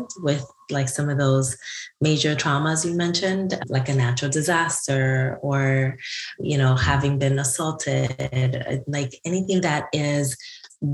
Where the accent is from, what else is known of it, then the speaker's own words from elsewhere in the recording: Newark, New Jersey, United States; my hometown of Newark, New Jersey